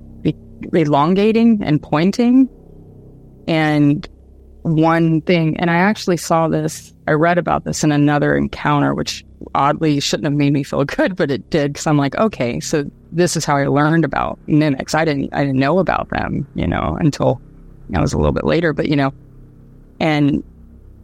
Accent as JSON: {"language": "English", "town": "Dayton", "region": "Ohio", "country": "United States", "tie": "born or raised there", "also_born_or_lived": "Austin, Texas", "moved": "yes", "lives_now": "Australia", "said": "the whole area that I grew up in Dayton"}